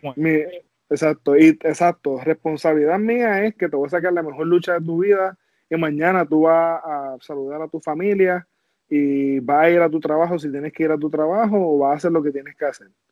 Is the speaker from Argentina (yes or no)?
no; Puerto Rico; now in United States; yo soy un boricua